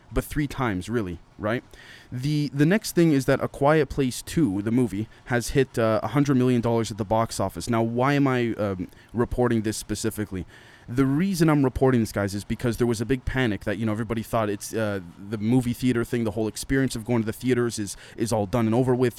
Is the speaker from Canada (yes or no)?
yes; Canada; as a Canadian